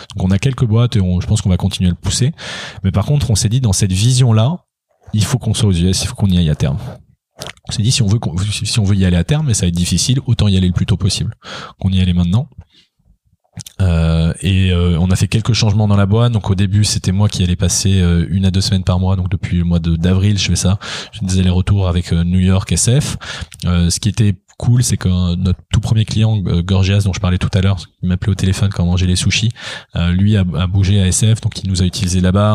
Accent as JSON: {"language": "French", "country": "France", "said": "en tant que Français"}